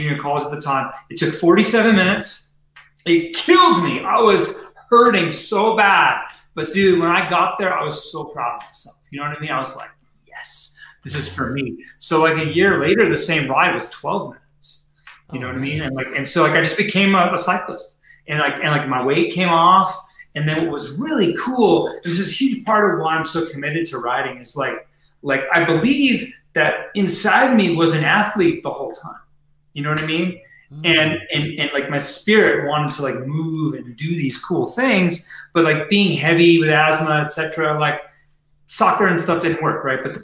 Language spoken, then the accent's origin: English; Mission Viejo, California, United States; now in Boulder, United States; I grew up in Mission Viejo, Orange County.